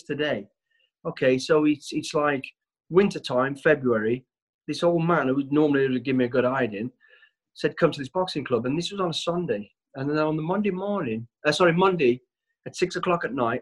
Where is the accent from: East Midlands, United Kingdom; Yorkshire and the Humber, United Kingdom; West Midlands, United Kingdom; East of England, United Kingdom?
West Midlands, United Kingdom; Walsall; I was born in Walsall, the West Midlands. We're a family of five kids